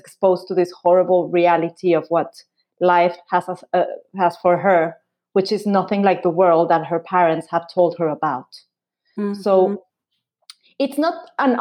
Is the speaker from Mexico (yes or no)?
yes; Mexico; now in United States; I've been living in the United States for the past 5 years before, but I grew up in Mexico